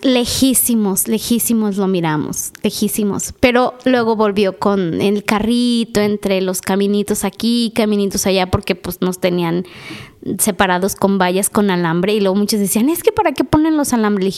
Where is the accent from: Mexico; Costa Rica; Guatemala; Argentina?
Mexico; somos mexicanos